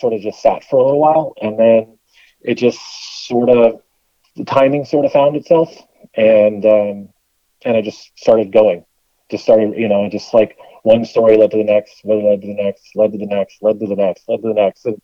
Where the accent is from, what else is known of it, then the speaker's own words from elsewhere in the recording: Whittier, California, United States; I grew up in Southern California, a town called Whittier